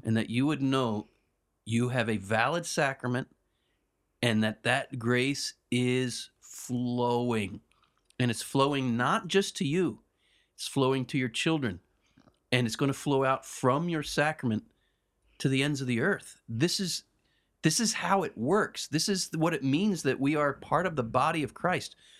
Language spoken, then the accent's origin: English; United States; I'm such an American